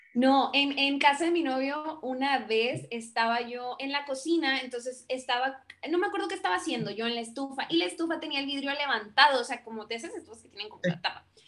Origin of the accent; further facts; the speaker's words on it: Monterrey, Nuevo León, Mexico; soy de Monterrey, Nuevo León